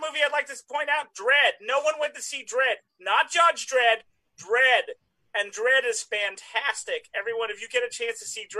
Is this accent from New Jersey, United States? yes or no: yes; New Jersey, United States; accent: Jersey; I say it in my Jersey accent